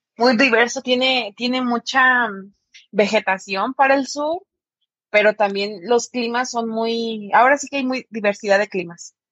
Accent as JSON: {"language": "Spanish", "country": "Mexico", "said": "para nosotros como mexicanos la familia es una de las cosas más"}